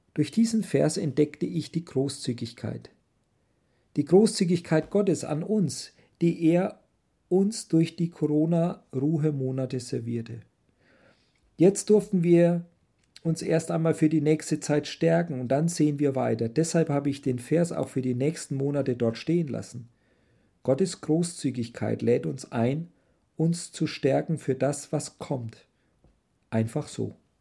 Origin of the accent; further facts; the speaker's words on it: Germany; moved away; wir als Deutsche